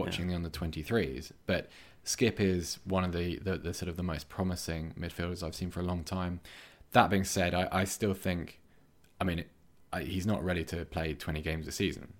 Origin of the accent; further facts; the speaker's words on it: Bath, South West England, United Kingdom; moved away; I'm from Bath and, uh, I've moved back there recently, but I was born there